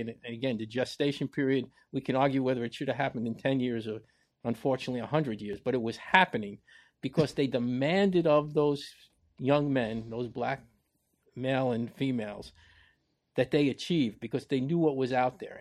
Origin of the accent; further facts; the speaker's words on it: New York City, New York, United States; I grew up in the Bronx